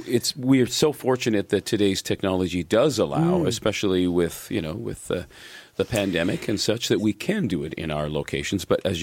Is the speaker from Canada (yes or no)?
yes; Hamilton, Ontario, Canada; Hamilton now, my hometown.